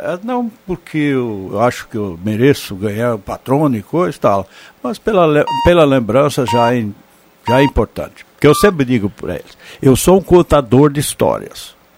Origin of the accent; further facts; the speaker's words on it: Vale do Sol, Rio Grande do Sul, Brazil; moved away; eu sou lá do Val do Sol, sou natural de lá